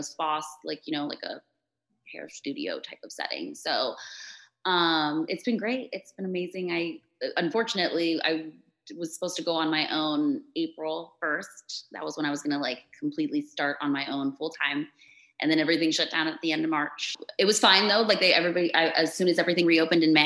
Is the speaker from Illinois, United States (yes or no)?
no; Florida, United States; also born or lived in Chula Vista, California / San Diego, California; I was born in San Diego, California, so like Chula Vista area. And my parents moved to Florida. My parents were both born in Mexico, so I'm like a proud Mexican. And my parents moved us to Florida when I was 3. So I'm pretty much a Florida girl for sure.